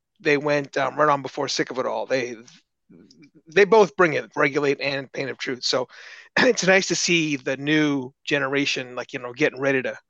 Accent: New York City, New York, United States; I grew up in Queens. Born and raised

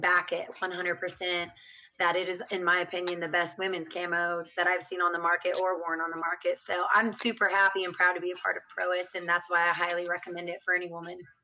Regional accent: Oregon, United States; now in Amarillo, United States; I am unfortunately residing in Amarillo, Texas. I'm from Oregon.

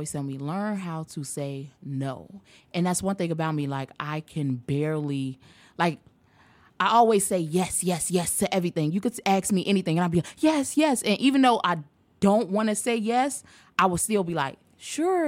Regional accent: Chicago, Illinois, United States; coming from my hometown, Chicago

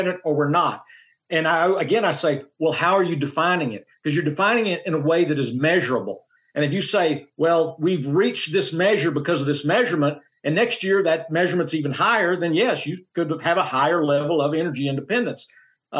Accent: Oklahoma, United States; I come from Oklahoma as well.

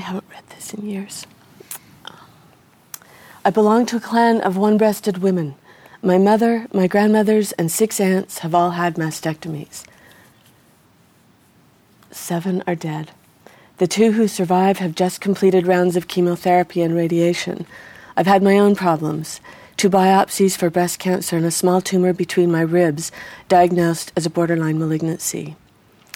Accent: American Southwest, United States; growing up in the American Southwest

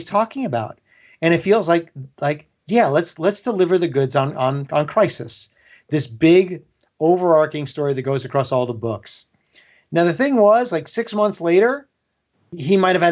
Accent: Dix Hills, New York, United States; now in California, United States; I grew up on Long Island. I grew up in Dix Hills

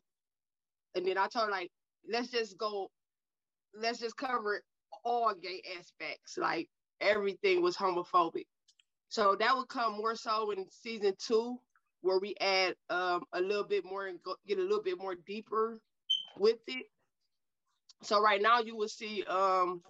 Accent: Cleveland, Ohio, United States; I was born and raised in Cleveland, Ohio

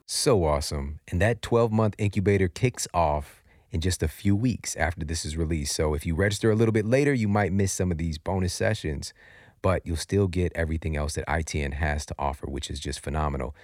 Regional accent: St. Louis, Missouri, United States; I'm from Saint Louis, Missouri, you know, right in the heartland, and I grew up in some pretty difficult circumstances

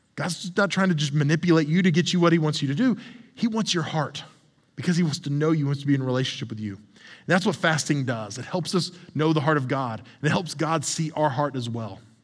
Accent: the South, United States; I'm from the South

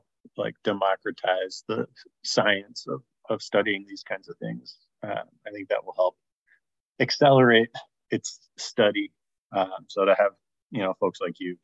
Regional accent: South Orange, New Jersey, United States; I'm from South Orange, New Jersey

